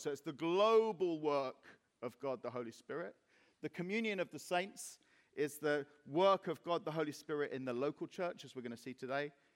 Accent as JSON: {"language": "English", "country": "Cyprus", "tie": "born or raised there", "moved": "yes", "lives_now": "Reading, United Kingdom", "said": "when I was 14 and growing up in Cyprus"}